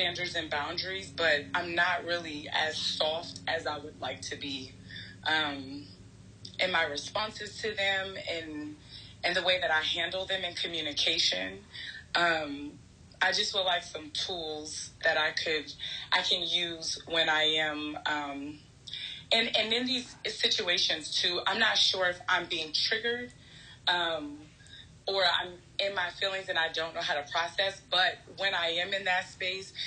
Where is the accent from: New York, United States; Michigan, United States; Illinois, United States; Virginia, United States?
New York, United States; I'm from New York, I'm the eldest